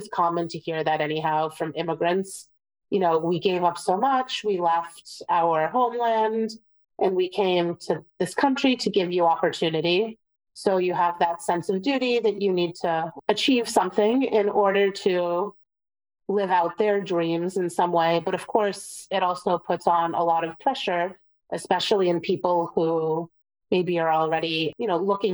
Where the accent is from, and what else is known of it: Boston, Massachusetts, United States; born or raised there; also born or lived in Vienna, Austria / Prague, Czech Republic